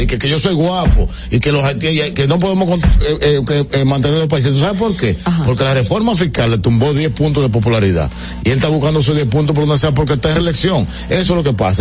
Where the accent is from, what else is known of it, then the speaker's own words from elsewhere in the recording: Dominican Republic; desde que yo he crecido en mi país